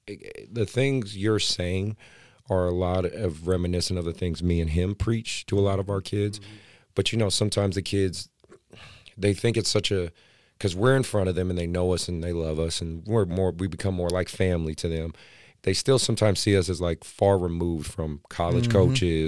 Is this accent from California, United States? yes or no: yes; Oakland, California, United States; I'm from Oakland, so I really appreciate that. I'm an Oakland guy.